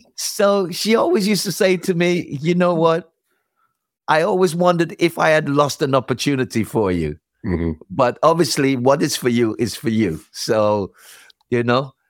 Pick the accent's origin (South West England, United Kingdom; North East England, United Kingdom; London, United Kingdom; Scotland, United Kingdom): London, United Kingdom; also born or lived in Islington, London / Brixton, London / Ladbroke Grove, London; I grew up more more the northwest, more northwest, out of the Willesden, Harlesden, that kind of area